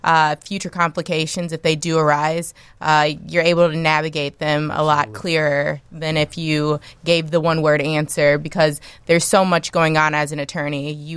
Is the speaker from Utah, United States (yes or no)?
no; Milwaukee, Wisconsin, United States; I'm from Milwaukee, Wisconsin.